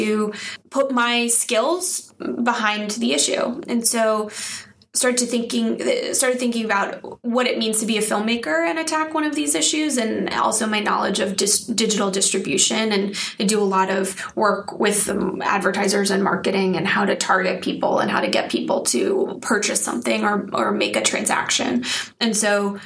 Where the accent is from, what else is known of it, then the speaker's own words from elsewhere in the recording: Connecticut, United States; I'm from Connecticut